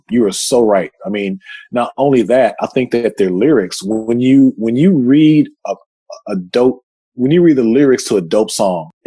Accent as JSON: {"language": "English", "region": "Texas", "country": "United States", "said": "I'm from Texas"}